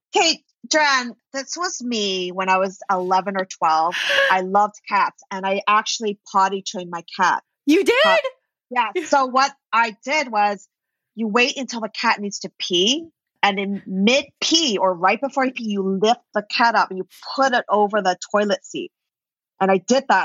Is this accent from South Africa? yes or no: no; Vancouver, British Columbia, Canada; moved away as an adult; also born or lived in New York; I'm actually from Vancouver, BC, in Canada. And I was like, okay, I'm moving to New York.